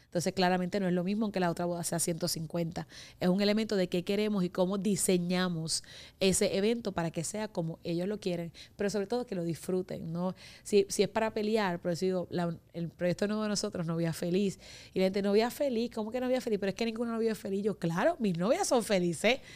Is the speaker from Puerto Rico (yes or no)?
yes; Humacao, Puerto Rico; yo soy de la isla, que no sé de qué isla, porque de la isla somos todos, eh, yo soy de Humacao